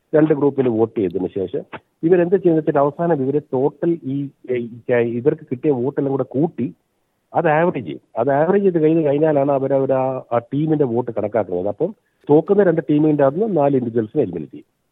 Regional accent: Kannur, Kerala, India; moved away as an adult; also born or lived in Kottayam / Sydney; now in Port Macquarie, Australia; ഞാൻ ജനിച്ചത് കോട്ടയത്താണെങ്കിലും ഞാൻ വളർന്നത് കണ്ണൂരാണ്

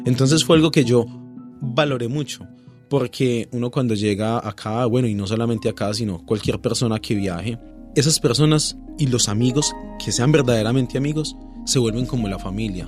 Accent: Pereira, Risaralda, Colombia; moved away as an adult; now in Australia

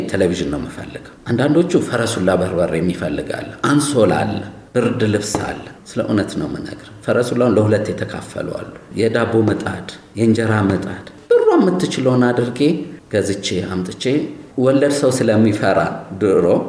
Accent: Addis Ababa, Ethiopia; የፈረንሳይ ለጋሲዮን ያደግኩት

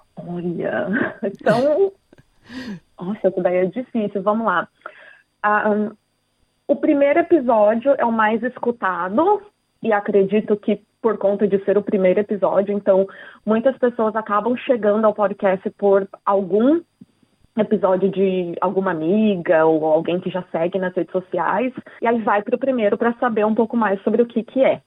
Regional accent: Brazil; now in Australia; Ah, brasileira

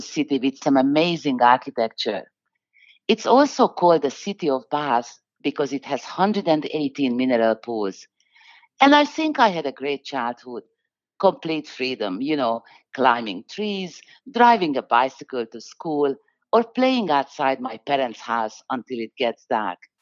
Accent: Budapest, Hungary; moved away; I grew up in Budapest, that's the capital of Hungary

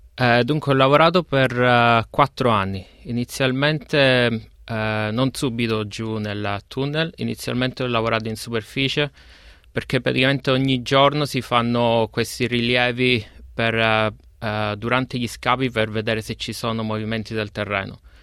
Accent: Giammoro, Sicily, Italy; moved away as an adult; now in Melbourne, Australia; vengo da Giammoro eh, un, paesino, un, paesino, in Sicilia

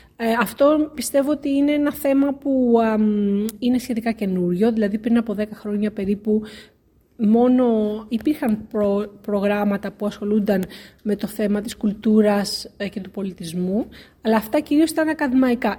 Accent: Athens, Attica, Greece; moved away as an adult; also born or lived in Ioannina / Crete / Germany; now in Cambridge, United Kingdom; γεννήθηκα και μεγάλωσα στην Αθήνα, στην Ελλάδα

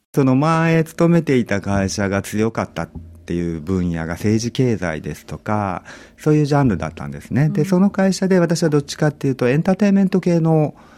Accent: Kumamoto, Japan; moved away as an adult; also born or lived in Tokyo; now in Sydney, Australia; 私はあのもともと地元は熊本なんですけれども、大学から東京で

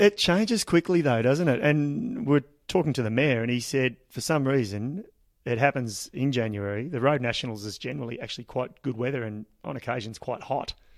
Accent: Ballarat, Victoria, Australia; it is my hometown

